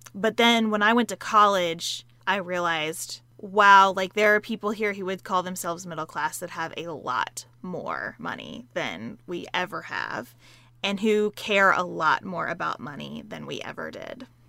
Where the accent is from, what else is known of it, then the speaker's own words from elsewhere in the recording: Western Kentucky, United States; I grew up in Western Kentucky, a couple hours away from Sa-, where Sarah lives. on a dairy farm